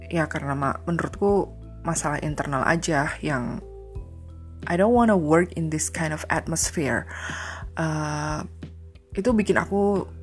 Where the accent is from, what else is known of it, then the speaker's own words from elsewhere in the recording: Surakarta, Central Java, Indonesia; born there; aku harus pulang ke kota kelahiranku karena aku dapat kabar kalau uh, pada saat itu ayahku stroke gitu kan nah um, aku minta buat aku pindah ke radio aja gitu kebetulan radioku tempat aku kerja itu punya grup gitu kan ada grupnya jadi aku minta dipindah ke grup yang ada di Solo